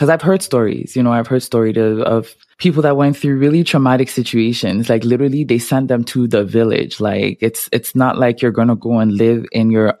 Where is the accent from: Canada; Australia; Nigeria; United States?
Canada; Montreal, Quebec; I grew up in Montreal